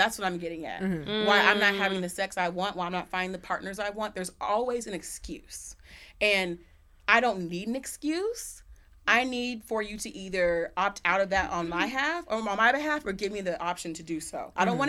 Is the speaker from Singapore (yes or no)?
no; Australia; And like, I'm from Australia.